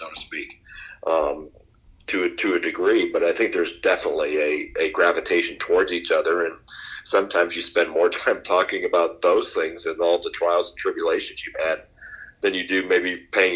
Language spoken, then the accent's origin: English; Wisconsin, United States; I grew up in Wisconsin.